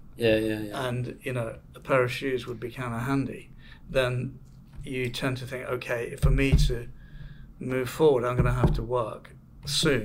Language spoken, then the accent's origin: English; Manchester, North West England, United Kingdom; moved away; I'm from Manchester